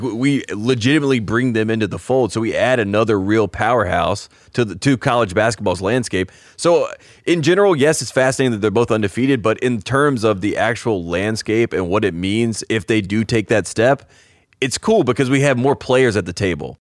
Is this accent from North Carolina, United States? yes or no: yes; Henderson, North Carolina, United States; my hometown of Henderson, North Carolina